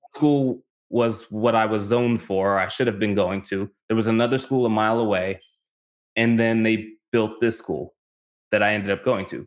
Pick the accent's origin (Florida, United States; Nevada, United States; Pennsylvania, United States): Nevada, United States; North Las Vegas; moved away as an adult; also born or lived in California; I grew up in North Las Vegas